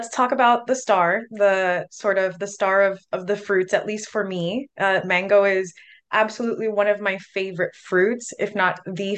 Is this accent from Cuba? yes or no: yes; Cuba; now in Miami, United States; I'm from Cuba